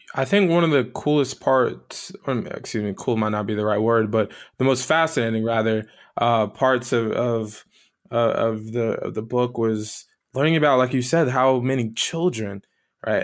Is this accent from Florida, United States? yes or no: yes; South Florida, United States; moved away; where I grew up uh, was uh, born um, and partially raised in South Florida